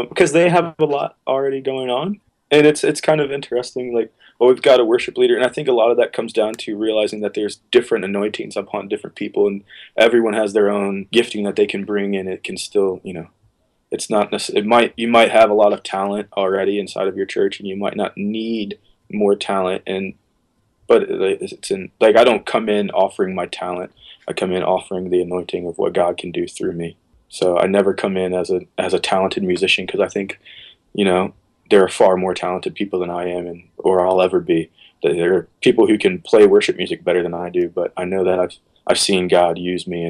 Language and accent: English; Virginia, United States; now in Baltimore, United States; I'm from Virginia, so I traveled around Virginia when I was younger playing music